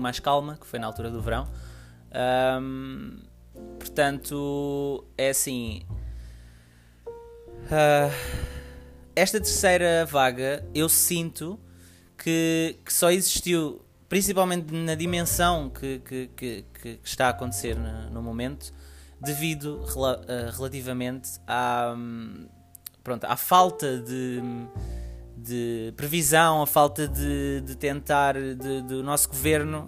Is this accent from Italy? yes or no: no; Portugal; Portugal, um, porque é o país onde eu, onde eu resido, onde eu nasci